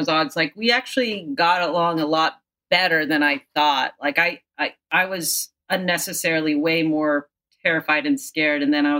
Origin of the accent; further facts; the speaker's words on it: Philippines; Ed, because I'm the Filipino.